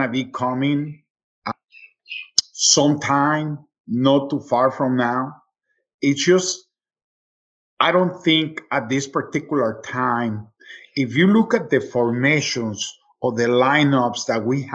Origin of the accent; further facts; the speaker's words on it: Mexico City, Mexico; also born or lived in Atlanta, United States; now in Charlotte, United States; Original from Mexico, I was born in Mexico City